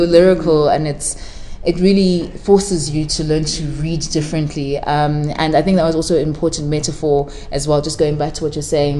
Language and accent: English; Durban, KwaZulu-Natal, South Africa; first language Shona; English is a second language; also born or lived in Zimbabwe; growing up in South Africa, I moved to South Africa when I was about three years old